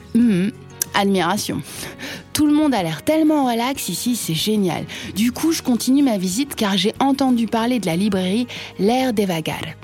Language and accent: French; France; je suis française